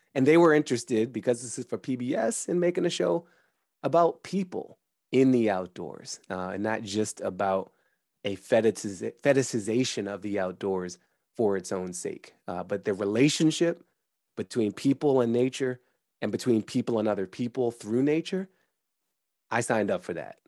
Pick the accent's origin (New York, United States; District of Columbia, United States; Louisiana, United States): District of Columbia, United States; Washington; I was born in September 1977 in Washington, D.C.